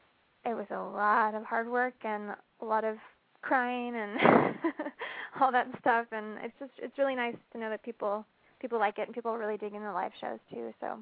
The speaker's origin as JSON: {"language": "English", "town": "Ventura", "region": "California", "country": "United States", "tie": "born or raised there", "said": "I'm from Ventura. It's my hometown."}